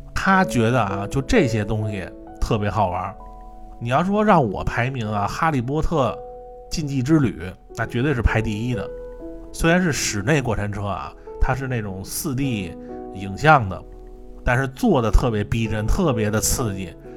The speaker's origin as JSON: {"language": "Chinese", "region": "Beijing", "country": "China", "said": "我是北京的"}